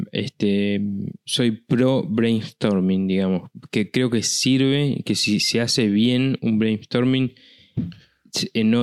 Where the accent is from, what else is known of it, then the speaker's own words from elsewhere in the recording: La Pampa, Argentina; now in Buenos Aires, Argentina; Yo cuando me vine de La Pampa, vine a estudiar, me vine a estudiar a Buenos Aires, ¿no? A estudiar y trabajar acá.